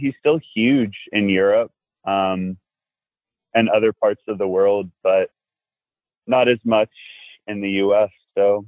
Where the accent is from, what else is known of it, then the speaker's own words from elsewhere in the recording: Virginia, United States; moved away as an adult; now in Los Angeles, United States; We grew up together in Virginia